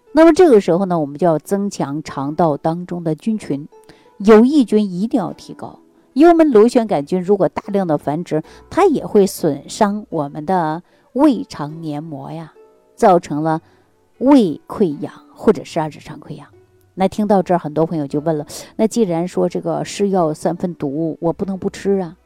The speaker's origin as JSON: {"language": "Chinese", "region": "Northeast China", "country": "China", "said": "咱们中国人啊，特别是我们东北人"}